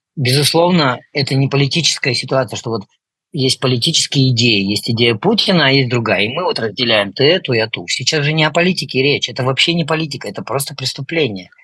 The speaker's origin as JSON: {"language": "Russian", "country": "Russia", "tie": "born or raised there", "moved": "yes", "lives_now": "Poland", "said": "я вырос на Байкале"}